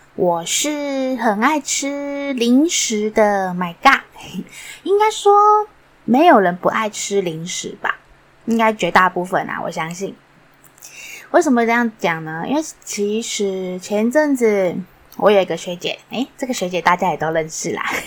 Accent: Yingge, New Taipei, Taiwan; 小时候是住在，不知道大家知不知道有地方叫做英歌。 那时候其实还不算太繁华

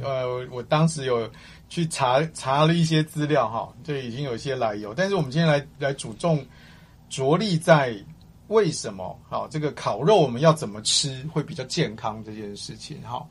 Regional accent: Guangdong, China; 我广东人嘛

